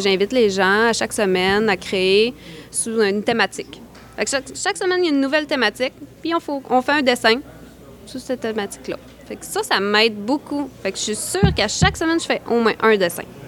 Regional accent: Côte-Nord, Quebec, Canada; je suis originaire de la Côte-Nord

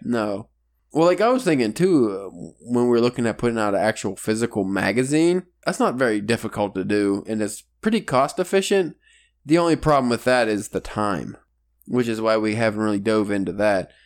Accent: Pennsylvania, United States; we're from Pennsylvania

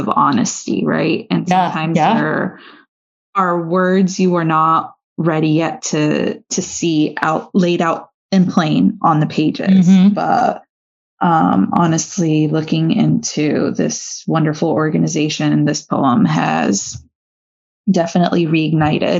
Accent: Florida, United States

